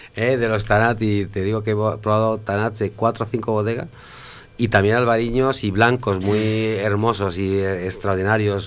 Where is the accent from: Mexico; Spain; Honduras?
Spain; yo soy español